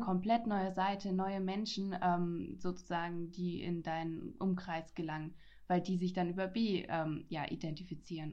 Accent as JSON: {"language": "German", "area": "Franconia", "region": "Bavaria", "country": "Germany", "said": "ich komme aus Franken, ich bin Frankin"}